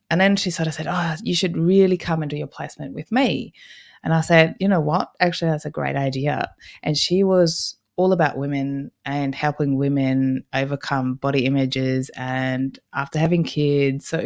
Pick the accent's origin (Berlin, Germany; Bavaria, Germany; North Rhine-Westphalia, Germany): Berlin, Germany; moved away as an adult; now in Australia; I grew up in Berlin, Germany, and I didn't want to go to university there.